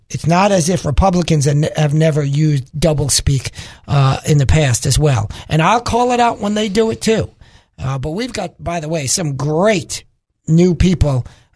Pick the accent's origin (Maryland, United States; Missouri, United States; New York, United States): New York, United States; New York City; moved away; I'm originally from Brooklyn, New York